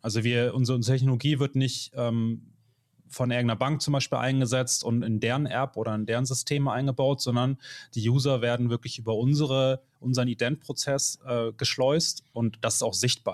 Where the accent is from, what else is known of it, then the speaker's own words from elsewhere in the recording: Hamburg, Germany; ich komme aus Hamburg